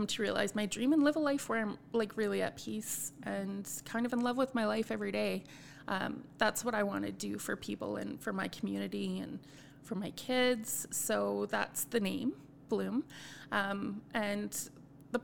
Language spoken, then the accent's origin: English; Edmonton, Alberta, Canada; moved away; I grew up in Edmonton, very multicultural. And then I moved to a community that's not as multicultural.